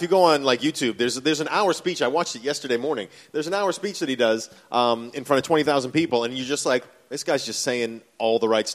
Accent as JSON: {"language": "English", "town": "Boston", "region": "Massachusetts", "country": "United States", "tie": "born or raised there", "moved": "yes", "lives_now": "Australia", "said": "I grew up in Boston, Massachusetts, where Kennedy is from. Yeah. My mother was Irish."}